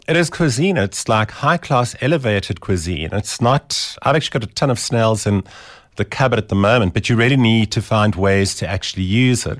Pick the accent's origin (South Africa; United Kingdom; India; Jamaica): South Africa; Eastern Cape; now in Johannesburg, South Africa; I was from the Eastern Cape